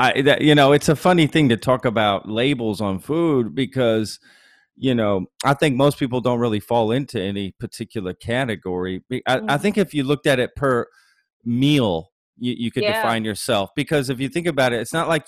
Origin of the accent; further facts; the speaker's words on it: Texas, United States; grew up in Texas and lived in Texas for the most part of my life